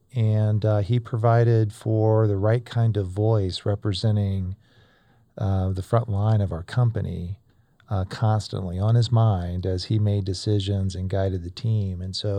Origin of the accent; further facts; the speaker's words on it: Florida, United States; I grew up in North Florida.